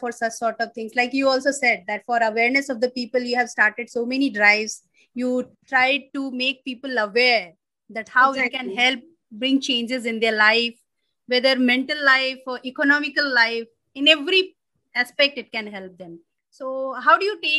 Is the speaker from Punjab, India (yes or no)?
no; Madhubani district, Bihar, India; I'm from Madhubani district and there they do Madhubani painting